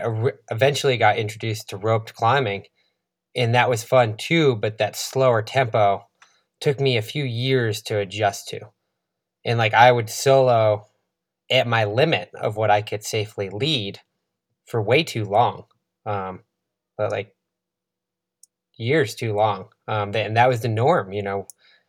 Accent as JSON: {"language": "English", "region": "East Coast", "country": "United States", "tie": "born or raised there", "said": "You're growing up in the East Coast, not a mountain athlete."}